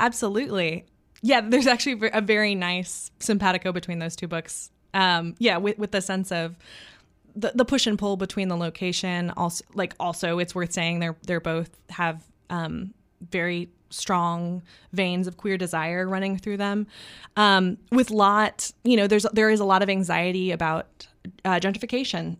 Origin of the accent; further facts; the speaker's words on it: Texas, United States; as a Texan